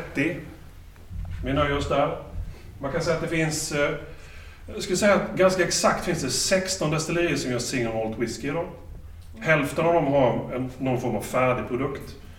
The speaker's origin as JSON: {"language": "Swedish", "region": "Småland", "country": "Sweden", "said": "Som smålänning"}